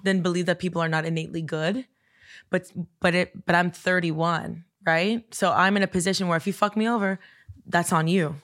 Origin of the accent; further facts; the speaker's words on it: Coral Gables, Florida, United States; I grew up in Coral Gables